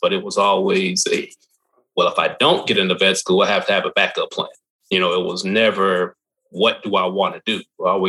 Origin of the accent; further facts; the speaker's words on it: Louisville, Kentucky, United States; I grew up in Louisville. I grew up here